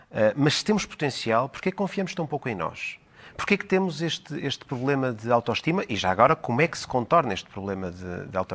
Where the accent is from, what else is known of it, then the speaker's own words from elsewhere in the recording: Portugal; porque define muito aquilo que nós somos enquanto portugueses.